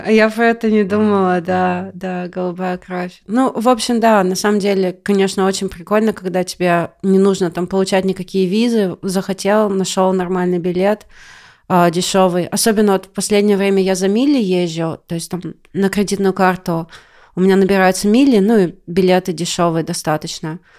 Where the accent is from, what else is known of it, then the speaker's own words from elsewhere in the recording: Siberia, Russia; moved away as an adult; now in California, United States; я из Сибири